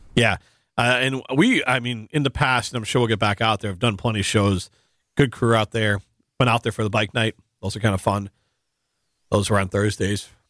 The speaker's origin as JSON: {"language": "English", "town": "Cedarburg", "region": "Wisconsin", "country": "United States", "tie": "born or raised there", "said": "growing up in Cedarburg"}